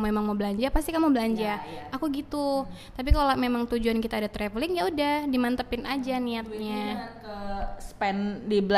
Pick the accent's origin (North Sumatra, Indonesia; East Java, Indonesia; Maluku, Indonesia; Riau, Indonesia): North Sumatra, Indonesia; Toba; karena malu aja taunya sumut cuman ya kampungku Toba gitu udah gitu